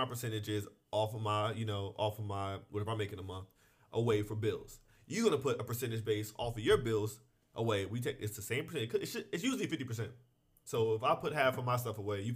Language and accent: English; New Jersey, United States; I grew up in New Jersey, where there's not a lot of people.